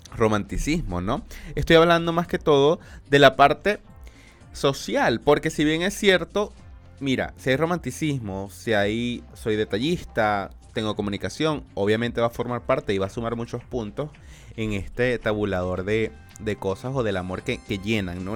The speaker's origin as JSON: {"language": "Spanish", "town": "Maracaibo", "region": "Zulia", "country": "Venezuela", "moved": "yes", "said": "yo soy de Venezuela y, de y de Maracaibo específicamente"}